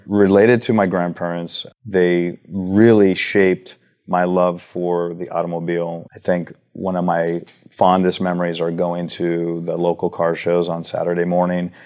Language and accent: English; Huntington Beach, California, United States; We grew up in Huntington Beach